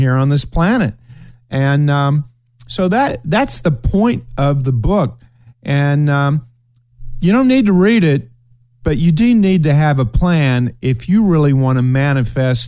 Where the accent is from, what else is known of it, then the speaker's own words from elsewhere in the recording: Ashland, Kentucky, United States; moved away; my hometown of Ashland